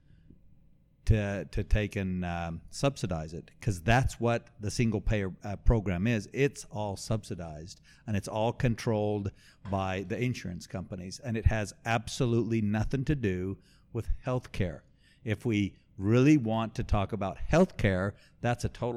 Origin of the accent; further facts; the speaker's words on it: Mexico; now in Texas, United States; I was born and raised in Mexico